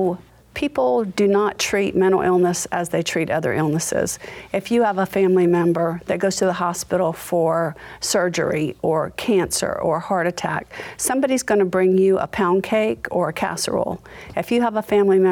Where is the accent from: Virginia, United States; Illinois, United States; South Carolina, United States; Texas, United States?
South Carolina, United States; Charleston; also born or lived in Massachusetts; I was born in Massachusetts, and my parents moved to Charleston when I was 2 years old, so I consider myself a Charlestonian.